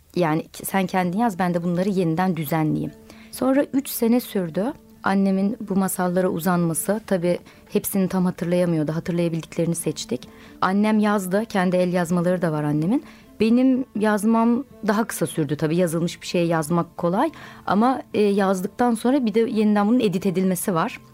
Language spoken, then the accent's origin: Turkish; Okçu village, Eskişehir, Turkey; Eskişehir'in Okçu köyünde büyüdüm.